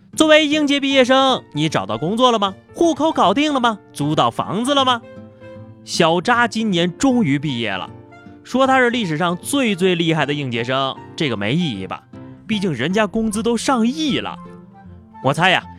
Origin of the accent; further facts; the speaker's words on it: northern China, China; 作为一个北方人